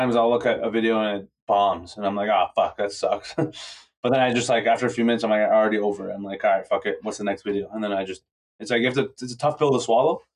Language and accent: English; Toronto, Ontario, Canada; I'm from Toronto